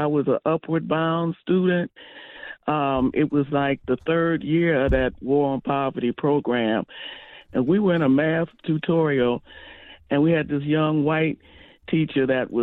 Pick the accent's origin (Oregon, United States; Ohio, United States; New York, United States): Ohio, United States; Toledo; I grew up in Toledo